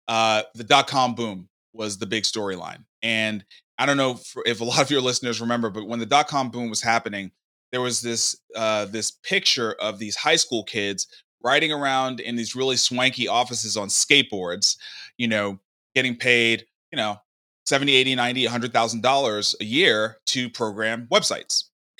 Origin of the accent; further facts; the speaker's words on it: New York City, New York, United States; moved away as an adult; now in Nashville, United States; Yeah, I grew up in Brooklyn.